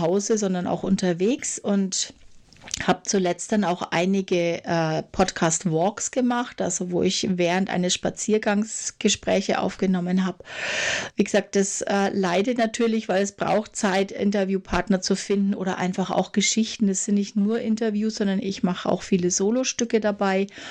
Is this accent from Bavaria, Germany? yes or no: yes; Franconia, Bavaria, Germany; also born or lived in Nuremberg; ich komme auch aus Franken